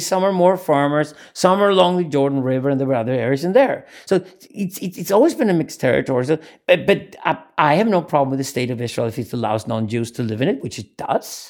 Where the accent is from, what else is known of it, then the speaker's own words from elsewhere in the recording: Sweden; accent: Scandinavian English; English is a second language; I come from Sweden.